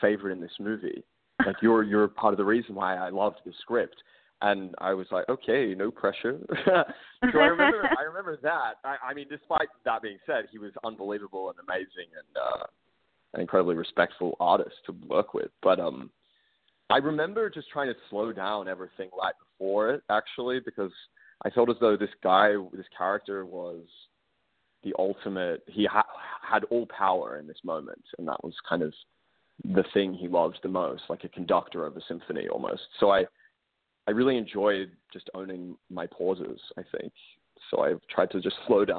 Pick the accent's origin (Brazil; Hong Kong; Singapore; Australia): Australia; I'm Australian. I grew up in a country where, gun laws are just different where I come from